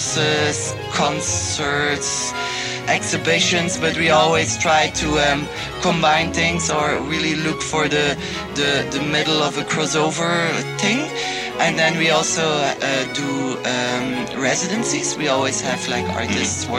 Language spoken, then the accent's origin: English; Ghent, Flanders, Belgium; like I'm from Ghent, but I'm from Mariakerke. It's like 5 kilometers outside of Ghent, but still, like my world was there. I went to school in Mariakerke